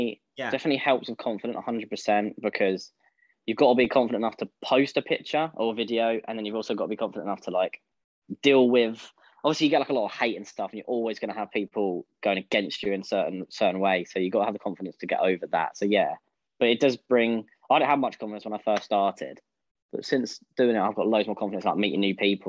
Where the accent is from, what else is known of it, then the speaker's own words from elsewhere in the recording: East of England, United Kingdom; I'm 23 years old, and I'm from Essex.